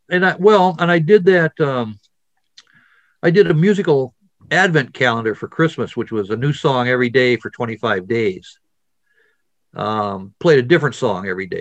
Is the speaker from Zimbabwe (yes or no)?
no; Wisconsin, United States; I'm from Wisconsin